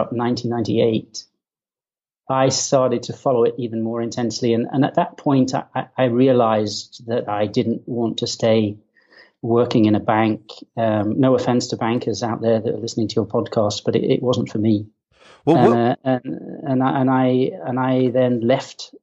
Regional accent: Kendal, North West England, United Kingdom; moved away; I was born in the north of England in a place called the Lake District, in a town called Kendal

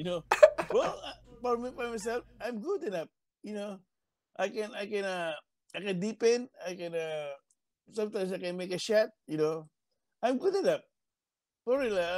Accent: Philippines; as a Filipino

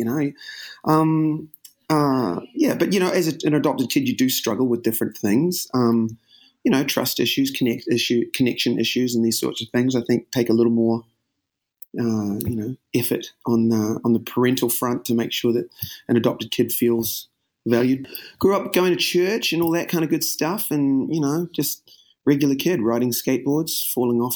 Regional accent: New Zealand; moved away as an adult; now in United States; Growing up in New Zealand, I guess, and it's a pretty wonderful country, pretty great sort of place to grow up

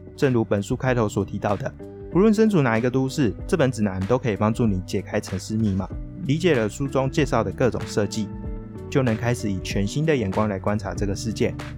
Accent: northern Taiwan, Taiwan; 纵使我是北部人，但我还是不喜欢吃油饭

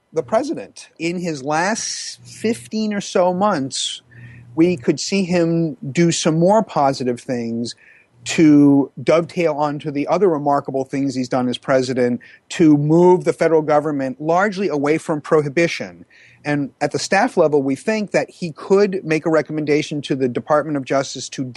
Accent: Massachusetts, United States; also born or lived in Maine; Massachusetts, my home state

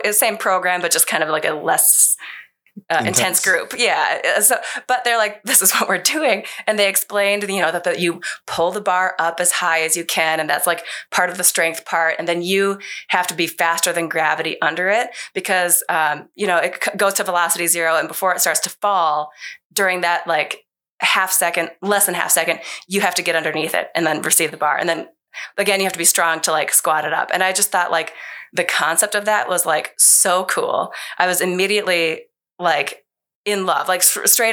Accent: Minnesota, United States; born and raised in Minnesota, like my high school was in Minnesota

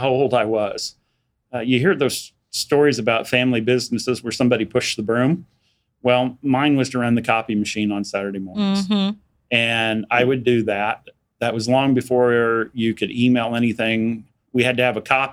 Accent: Wichita, Kansas, United States; I was born in Wichita, was raised out in northwest Wichita when it was out in the country

